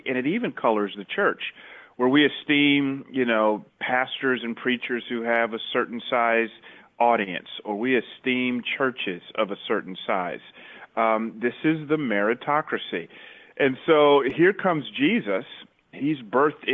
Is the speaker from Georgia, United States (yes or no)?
yes; Atlanta, Georgia, United States; moved away as an adult; also born or lived in Memphis, Tennessee; now in Mountain View, United States; I grew up in the Bible Belt in Atlanta